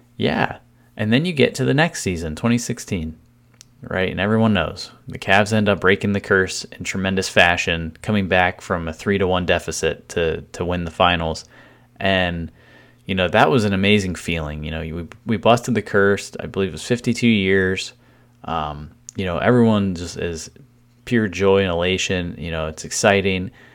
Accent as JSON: {"language": "English", "town": "Cleveland", "region": "Ohio", "country": "United States", "said": "my hometown team"}